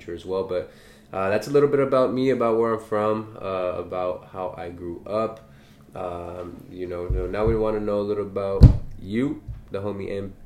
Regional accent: Los Angeles, California, United States; We're both from San Pedro

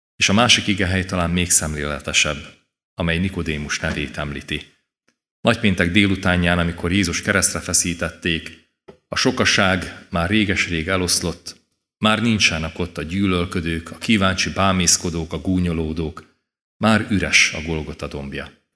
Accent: Kisvárda, Szabolcs-Szatmár-Bereg, Hungary; az egész családdal itt ültünk a templomban. Délelőtt is, délután is, és én gyerekként is szívesen jöttem.

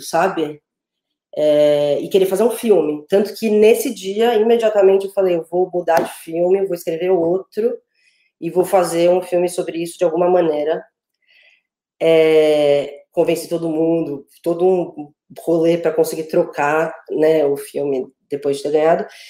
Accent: São Paulo, Brazil; eu sou de São Paulo

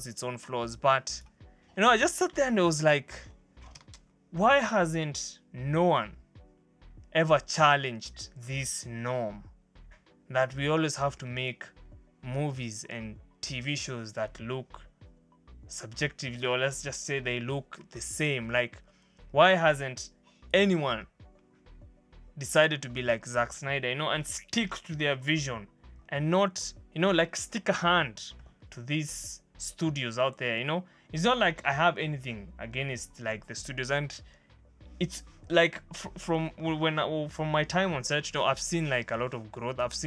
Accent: Kenya; we as Kenyan filmmakers

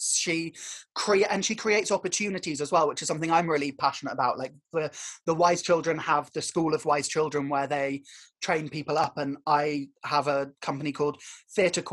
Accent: Warwickshire, West Midlands, United Kingdom; moved away; also born or lived in Dartington; I grew up in Warwickshire

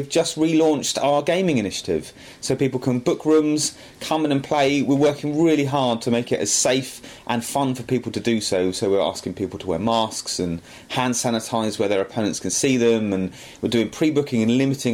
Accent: Aldershot, South East England, United Kingdom; come back and run the game shop in my hometown

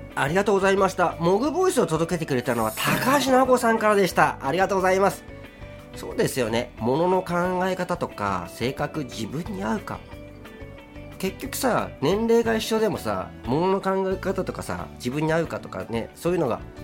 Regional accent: Hokkaido, Japan; now in Tokyo, Japan; 北海道で生まれ育った

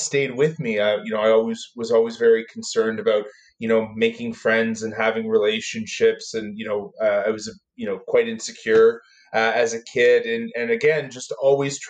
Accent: Toronto, Ontario, Canada; I grew up in Toronto

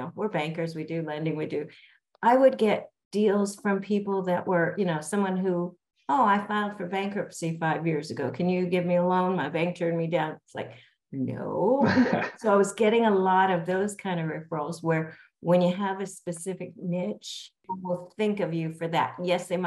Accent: Los Angeles, California, United States; also born or lived in Calabasas, California; I grew up in Los Angeles, was born and raised, lived in Pacific Palisades, all through school there

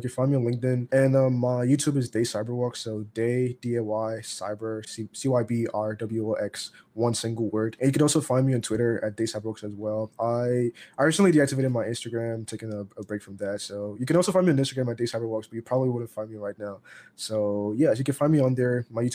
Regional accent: Nigeria; I'm Nigerian

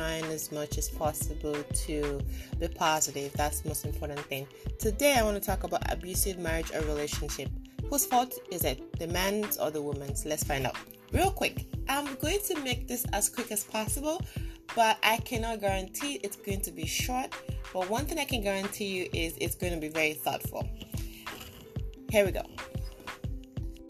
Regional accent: Nigeria; I was born in Nigeria

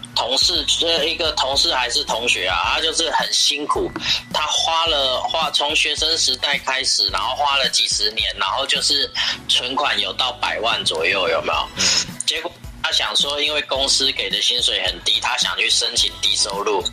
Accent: Taiwan; 我们台湾人

